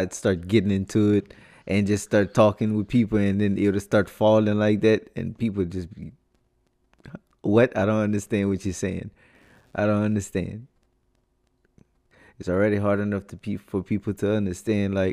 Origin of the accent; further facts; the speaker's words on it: Lafayette, Louisiana, United States; You find somebody from Lafayette, we're like, oh, who's your people?